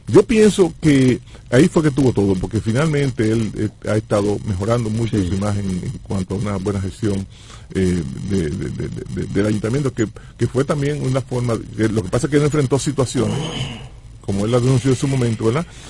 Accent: Nagua, María Trinidad Sánchez, Dominican Republic; yo soy de Nagua

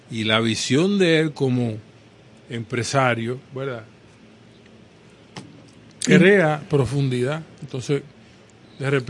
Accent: Brazil; soy brasileño

